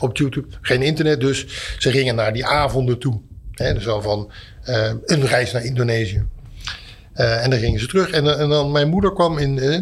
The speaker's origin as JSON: {"language": "Dutch", "town": "Etten-Leur", "region": "North Brabant", "country": "Netherlands", "tie": "born or raised there", "said": "ben ik geboren in Etteleur"}